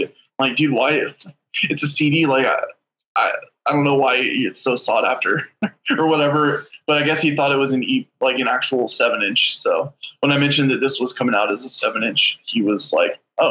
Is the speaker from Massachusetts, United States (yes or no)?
no; Millersville, Tennessee, United States; now in St. Louis, United States; I grew up in outside of Nashville, Tennessee